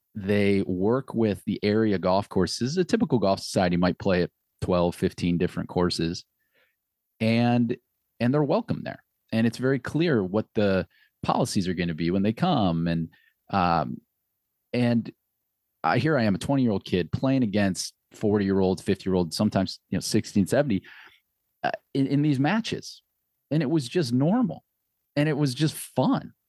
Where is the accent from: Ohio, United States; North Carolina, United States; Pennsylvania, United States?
Ohio, United States; Akron; also born or lived in Cork, Ireland; I was from Akron, I went to school at Akron